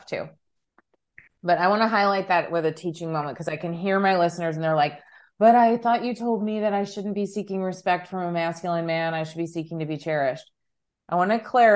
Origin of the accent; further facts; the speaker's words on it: Chicago, Illinois, United States; we're both from Chicago